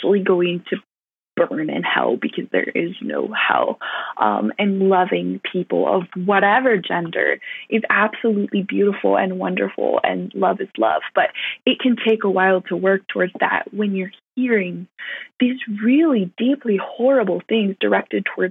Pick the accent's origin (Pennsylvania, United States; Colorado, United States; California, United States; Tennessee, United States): California, United States; I grew up in California